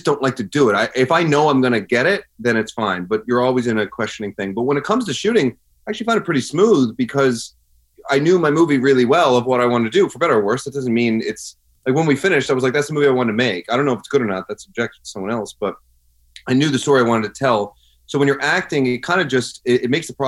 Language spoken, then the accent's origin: English; Newfoundland and Labrador, Canada; now in Los Angeles, United States; I grew up in Newfoundland, and I'm a proud Newfoundlander